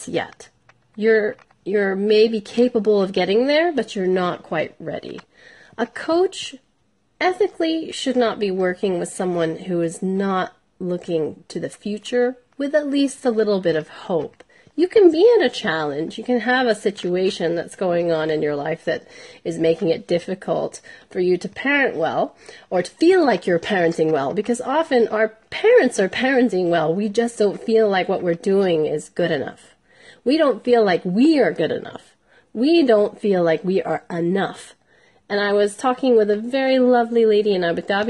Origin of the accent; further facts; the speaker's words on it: United States; I'm an American